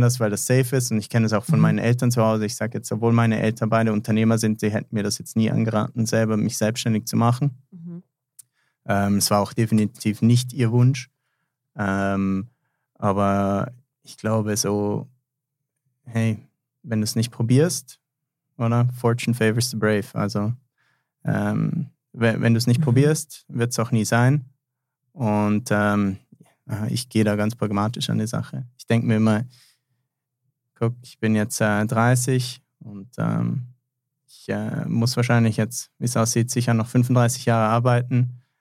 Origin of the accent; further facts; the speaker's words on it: Germany; now in Switzerland; ich bin ja eigentlich gebürtiger Deutscher